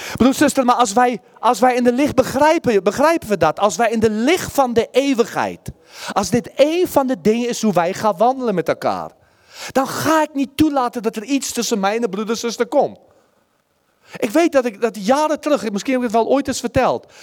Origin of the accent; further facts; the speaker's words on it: Netherlands; als Nederlanders